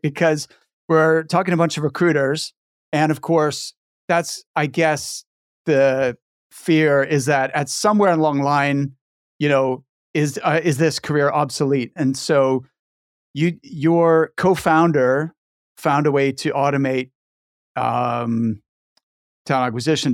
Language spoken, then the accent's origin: English; Halifax, Nova Scotia, Canada; moved away as an adult; also born or lived in near Edinburgh, Scotland; now in Scotland, United Kingdom; I'm from Halifax